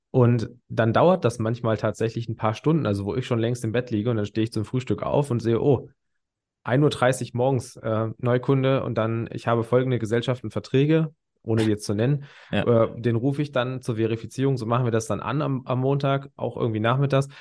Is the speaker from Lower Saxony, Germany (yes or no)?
yes; near Hanover, Lower Saxony, Germany; Ich komme jetzt aus der Nähe Hannover